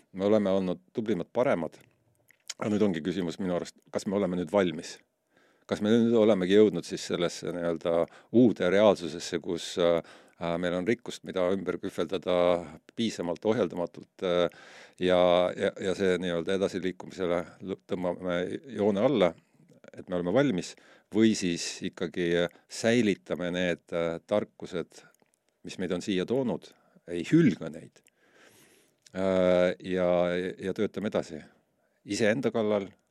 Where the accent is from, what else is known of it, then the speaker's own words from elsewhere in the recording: Estonia; ma ütlen, et see on Eesti